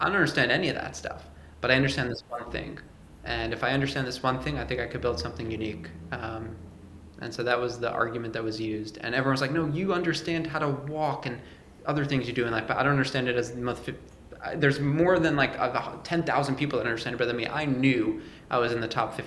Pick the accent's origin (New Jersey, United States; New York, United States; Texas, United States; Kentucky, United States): New York, United States; I'm from New York